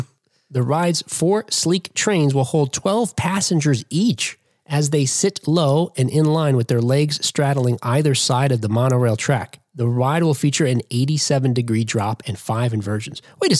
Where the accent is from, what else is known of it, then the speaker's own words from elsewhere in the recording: New Jersey, United States; which is a publication that's out of New Jersey. You probably figured that out. That my home state